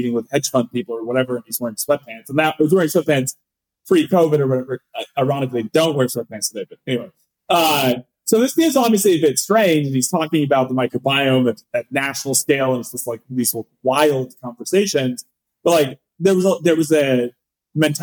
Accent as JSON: {"language": "English", "region": "Northern California", "country": "United States", "tie": "born or raised there", "also_born_or_lived": "San Francisco", "said": "I was born in San Francisco. I grew up in Northern California"}